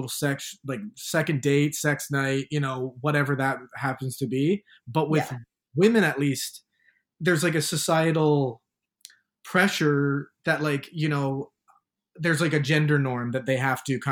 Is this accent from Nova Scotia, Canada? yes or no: no; Hamilton, Ontario, Canada; now in Toronto, Canada; when I was back in Hamilton, my hometown, I hated it